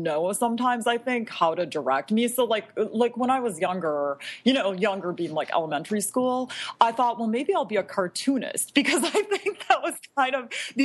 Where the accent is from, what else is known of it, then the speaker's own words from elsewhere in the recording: Bloomington, Minnesota, United States; also born or lived in Providence, Rhode Island / Chicago, Illinois; I grew up in the Twin Cities, in a suburb of the Twin Cities, Bloomington, Minnesota